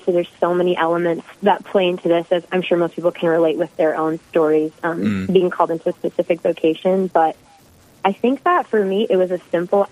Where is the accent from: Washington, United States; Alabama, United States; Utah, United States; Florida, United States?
Washington, United States; Hoquiam; moved away as an adult; also born or lived in South Dakota; now in North Dakota, United States; I'm a West Coast girl. Been in the Midwest about 6 years now, but originally from a small logging town called Hoquiam. It's about 2 hours from Seattle.